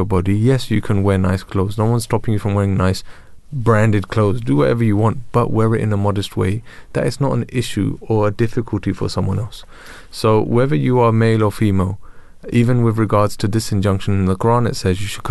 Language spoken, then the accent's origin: English; London, United Kingdom; I'm from Tooting.